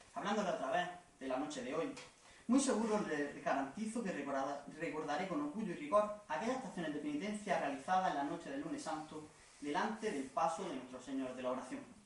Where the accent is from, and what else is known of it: Almuñécar, Andalusia, Spain